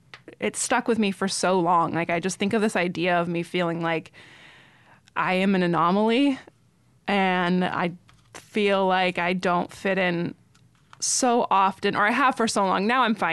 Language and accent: English; Washington, United States; also born or lived in Thousand Oaks, California; Yeah, in Thousand Oaks, California. And when I was 8 months old, we moved to Washington State.